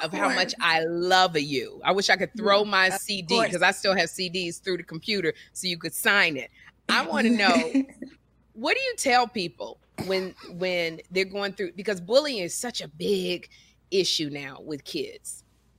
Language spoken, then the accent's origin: English; Chicago, Illinois, United States; I'm from Chicago.